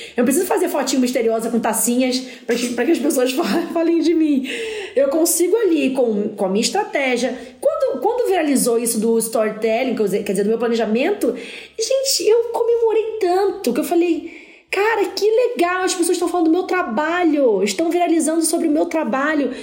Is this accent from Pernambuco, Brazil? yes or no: no; Rio de Janeiro, Brazil; eu sou da favela, sou da, do, do Parque União, do PU.